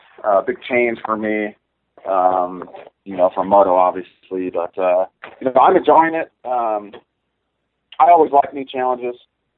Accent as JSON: {"language": "English", "town": "Rancho Cucamonga", "region": "California", "country": "United States", "tie": "born or raised there", "moved": "as an adult", "said": "When I was growing up in Southern California"}